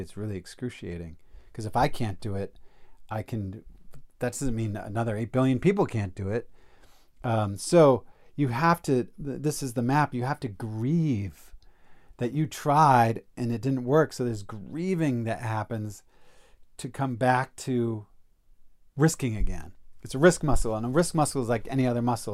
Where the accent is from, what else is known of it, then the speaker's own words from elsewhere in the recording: East Coast, United States; I'm from the East Coast, so went back east